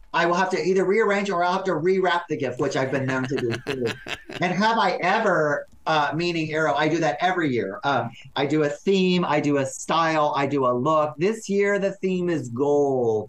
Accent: Texas, United States; I'm from Texas.

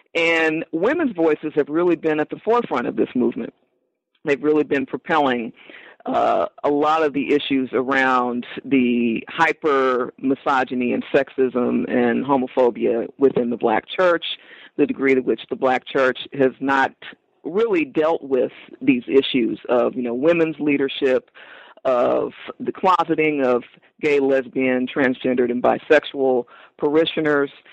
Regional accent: Los Angeles, California, United States; growing up in South Los Angeles, which is a heavily religious community

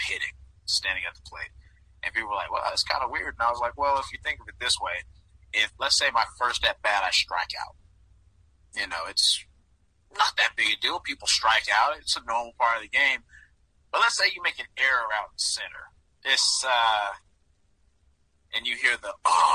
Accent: Georgia, United States; growing up in Georgia, being a Braves fan

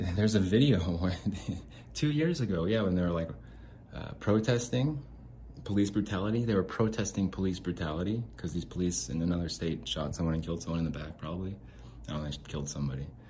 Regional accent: Salt Lake City, Utah, United States; I'm from Salt Lake

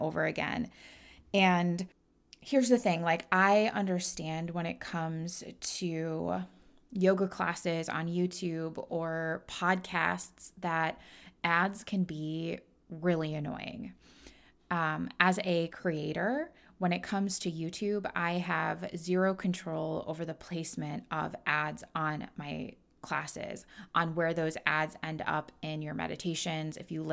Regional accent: Midwest, United States; I'm born and raised in the Midwest

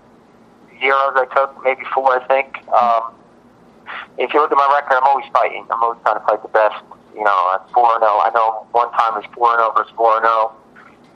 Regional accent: New Jersey, United States; I'm from Jersey, so it's within the tri-state

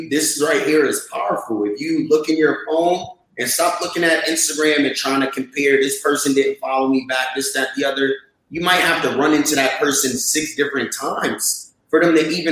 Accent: New York City, New York, United States; also born or lived in Brooklyn, New York / Atlanta, Georgia; I grew up in Jamaica, Queens, and then eventually I moved to Brooklyn

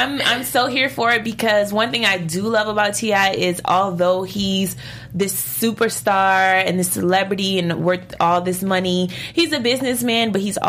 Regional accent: New Orleans, Louisiana, United States; born or raised there

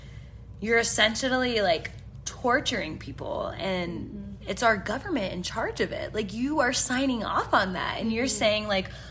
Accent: United States; I'm so glad I'm an American. Truly honored to be a fucking American

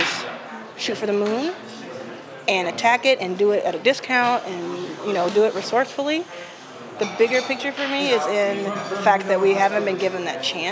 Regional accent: Jackson, Mississippi, United States; I was born in Jackson, Mississippi

